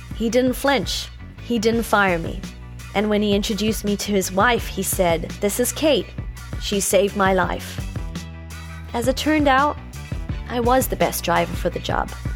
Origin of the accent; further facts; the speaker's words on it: Cape Town, Western Cape, South Africa; moved away as an adult; now in Los Angeles, United States; in Cape Town to be specific, my hometown.